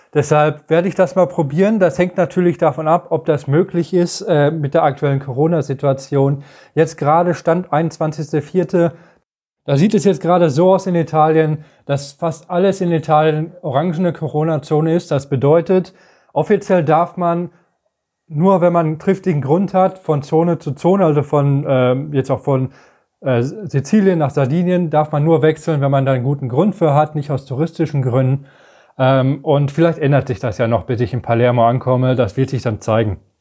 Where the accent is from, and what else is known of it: Germany